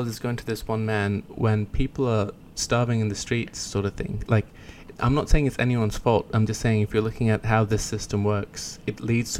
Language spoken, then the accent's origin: English; Kenya; I'm from Kenya.